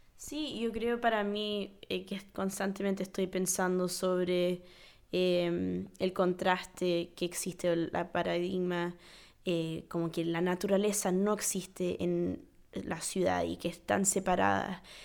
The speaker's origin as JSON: {"language": "Spanish", "region": "New York", "country": "United States", "tie": "born or raised there", "said": "siendo primer generación nacida en Nueva York"}